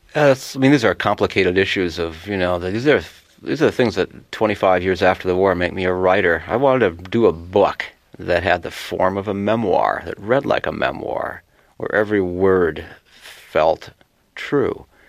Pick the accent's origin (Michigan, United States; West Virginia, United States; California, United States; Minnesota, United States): Minnesota, United States; Worthington; I grew up in a little town called Worthington, Minnesota, population 10,000